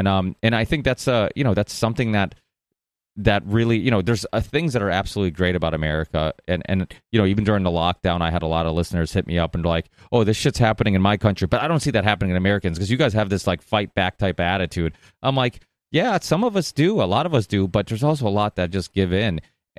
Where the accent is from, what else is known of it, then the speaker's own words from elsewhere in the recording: Portugal; Yeah, well, I'm Portuguese, and I was born in Portugal. My parents still make wine.